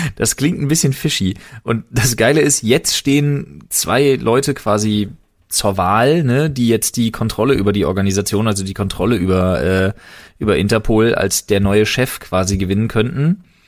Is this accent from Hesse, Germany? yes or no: no; Berlin, Germany; als geborener Berliner